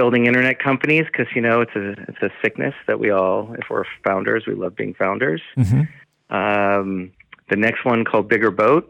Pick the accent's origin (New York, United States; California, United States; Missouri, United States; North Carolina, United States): New York, United States; Long Island; accent: Long Island; moved away as an adult; also born or lived in Michigan; now in Los Angeles, United States; From Long Island, New York. You can hear my accent come out when I say Long Island